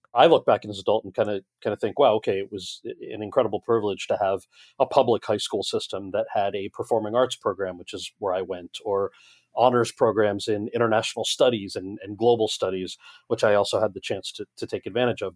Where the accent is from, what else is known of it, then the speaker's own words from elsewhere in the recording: New Jersey, United States; this American kid who grew up in New Jersey